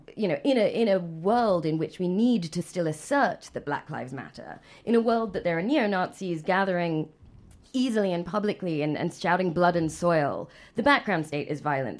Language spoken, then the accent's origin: English; England, United Kingdom; moved away; growing up in England